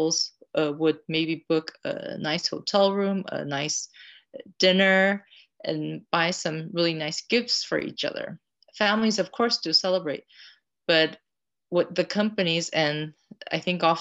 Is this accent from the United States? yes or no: no; Tokyo, Japan; I grew up in Tokyo